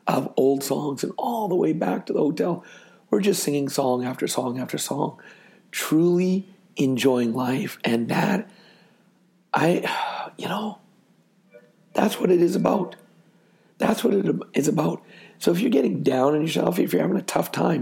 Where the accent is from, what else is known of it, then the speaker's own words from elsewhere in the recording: Canada; I'm from Canada